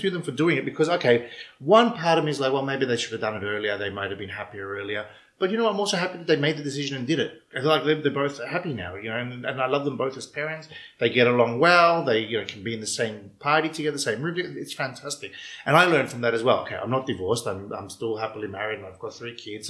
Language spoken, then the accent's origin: English; Melbourne, Victoria, Australia; accent: Melbourneian ethnic accent; moved away as an adult; now in Cyprus; I grew up in Melbourne